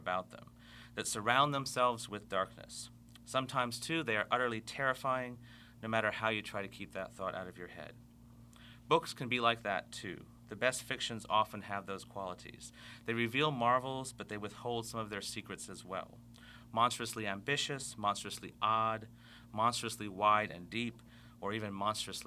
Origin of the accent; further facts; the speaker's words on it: Fiji; Growing up in the Fiji Islands